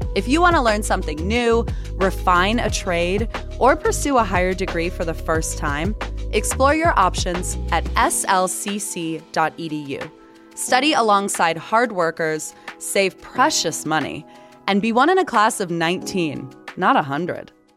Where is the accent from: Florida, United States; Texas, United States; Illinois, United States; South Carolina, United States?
Florida, United States; now in Salt Lake City, United States; I grew up in Florida